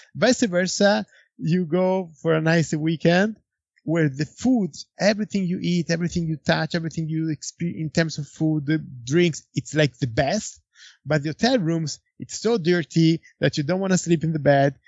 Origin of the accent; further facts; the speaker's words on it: Florence, Tuscany, Italy; Antinori, it's in Florence. It's my hometown